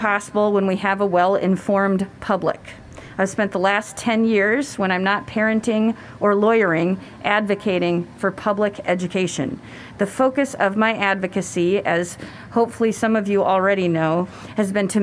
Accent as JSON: {"language": "English", "town": "Cedar Rapids", "region": "Iowa", "country": "United States", "tie": "born or raised there", "also_born_or_lived": "Mobile, Alabama", "said": "I grew up in Cedar Rapids"}